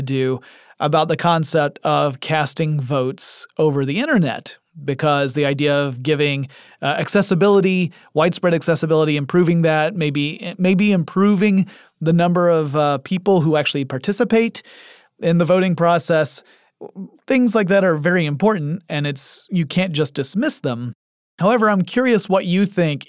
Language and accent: English; Atlanta, Georgia, United States; my hometown in Atlanta, Georgia